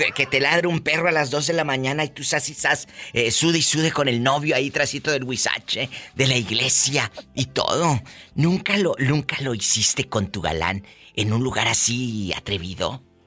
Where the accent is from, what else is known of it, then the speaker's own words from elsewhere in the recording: Matamoros, Mexico; soy de Matamoros